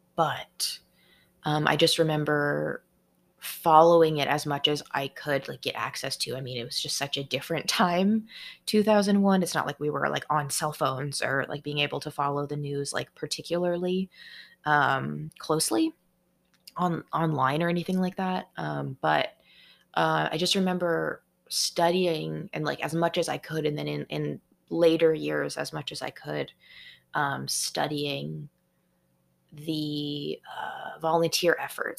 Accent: Seattle, Washington, United States; I'm from the Seattle area in Washington state

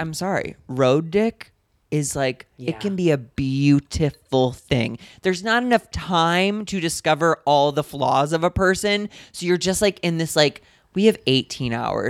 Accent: Missouri, United States; now in Los Angeles, United States; I grew up in Missouri where like racism is like embedded into the culture.

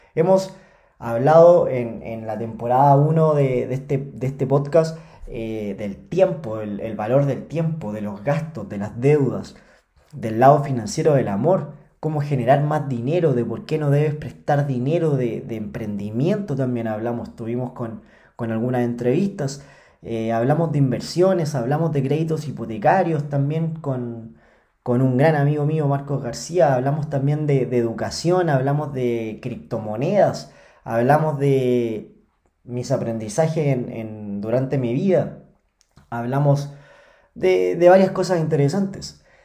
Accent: Chile; yo soy chileno. Eh, acá en Chile

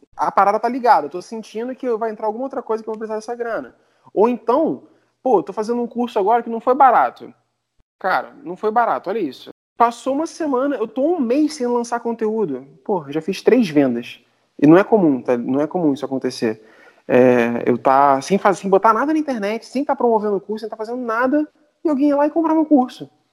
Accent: Brazil; accent: Brazilian; meu sotaque, sotaque de brasileiro

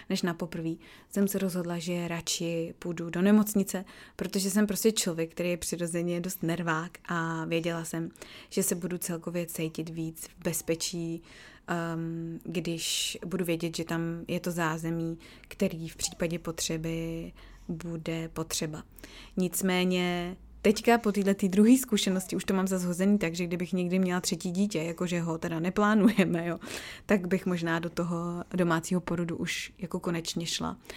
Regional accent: Czechia; moved away; už prostě 8 let v Čechách nežiju, jo. Ale přijde mi, že tady se s tím tolik necrcají, jako u nás v Čechách

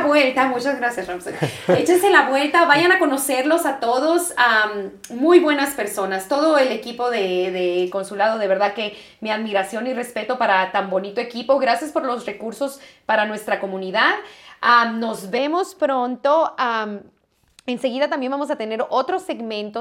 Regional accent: Mexico; moved away as an adult; now in United States; yo me vine a los 18 años de México a Estados Unidos a estudiar

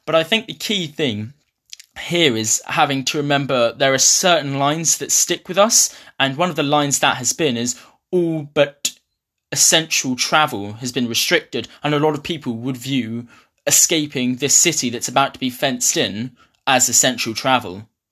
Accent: Ipswich, East of England, United Kingdom; moved away as an adult; now in Glasgow, United Kingdom; I'm from Ipswich

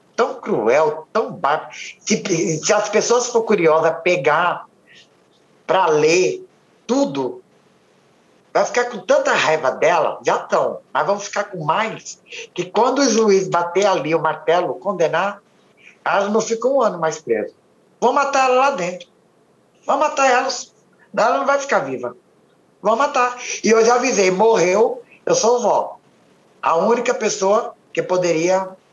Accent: São Paulo, Brazil; eu nasci lá. Eu sou nascido e criado em São Paulo

